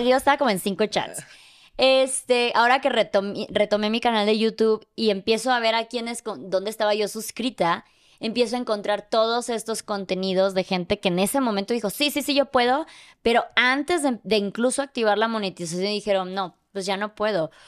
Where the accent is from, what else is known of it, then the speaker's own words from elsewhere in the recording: Mexico; yo soy de México